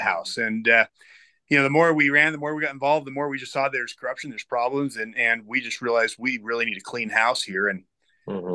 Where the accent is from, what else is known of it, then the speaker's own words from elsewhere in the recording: Utah, United States; moved away; also born or lived in Florida; I grew up here